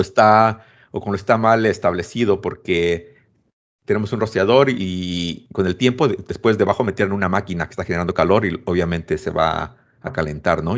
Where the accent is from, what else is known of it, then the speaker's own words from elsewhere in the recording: Mexico; soy mexicano